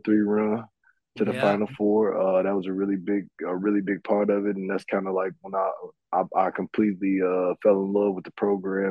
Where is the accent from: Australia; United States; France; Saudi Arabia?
United States; Frankfort, Illinois; also born or lived in Belgium; I'm back home, actually, just a little bit southwest of Chicago. So that's why I call home now. I'm right out in out in the Frankfurt area